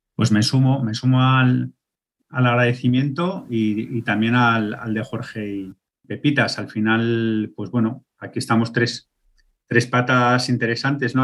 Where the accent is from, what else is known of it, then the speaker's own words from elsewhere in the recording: Aragon, Spain; yo ahora que vivo a medio caballo entre la ciudad y, mi pueblo de, de origen, en mi pueblo de origen